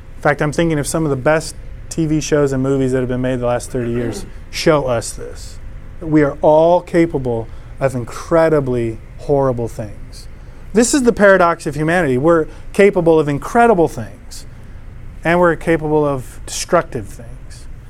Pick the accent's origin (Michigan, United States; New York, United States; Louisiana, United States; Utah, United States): Michigan, United States; Detroit; where I grew up in Detroit